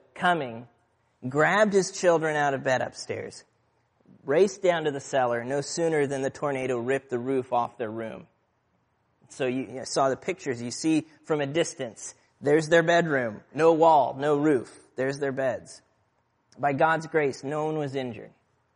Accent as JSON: {"language": "English", "town": "Aurora", "region": "Midwest", "country": "United States", "tie": "born or raised there", "moved": "yes", "said": "Where I grew up in the Midwest, tornado warnings were a relatively common occurrence. In my hometown of Aurora"}